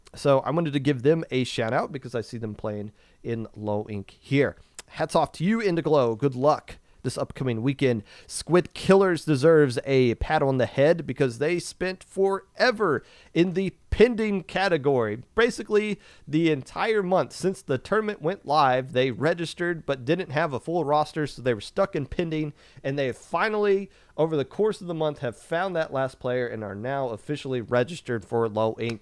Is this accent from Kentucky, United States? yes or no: yes; Kentucky, United States; growing up in Kentucky